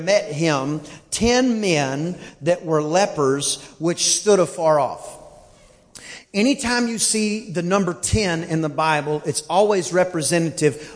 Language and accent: English; Southern United States, United States; accent: southern (y'all, ain't); where I'm from, you use the word ain't and heck and darn and all those other things